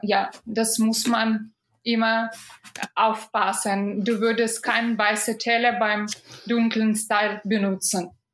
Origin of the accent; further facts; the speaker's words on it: Minsk, Belarus; German is a second language; moved away as an adult; now in Germany; ich bin aus Minsk